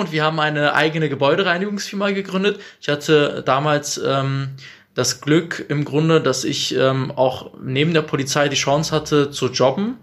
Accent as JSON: {"language": "German", "town": "Bielefeld", "region": "North Rhine-Westphalia", "country": "Germany", "said": "bin Bielefelder mit türkischem Migrationsvordergrund."}